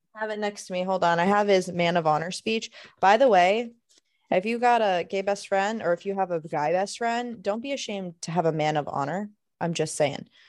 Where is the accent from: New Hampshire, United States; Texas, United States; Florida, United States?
Florida, United States; moved away; we're both originally from Florida